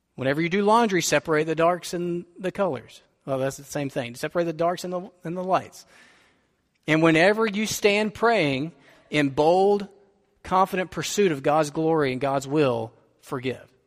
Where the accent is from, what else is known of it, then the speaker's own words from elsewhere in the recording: United States; we are prosperous American suburbanites